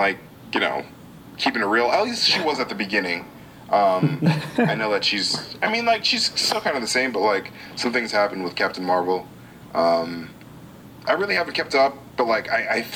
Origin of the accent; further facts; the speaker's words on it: Boston, Massachusetts, United States; I'm from Boston